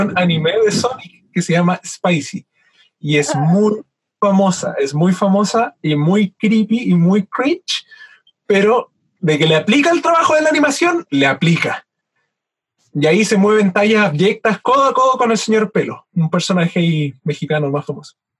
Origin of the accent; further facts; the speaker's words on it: Chile; also born or lived in Valdivia; siendo chileno